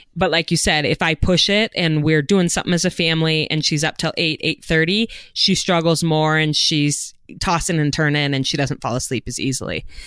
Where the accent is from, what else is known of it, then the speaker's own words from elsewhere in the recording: Idaho, United States; my home state of Idaho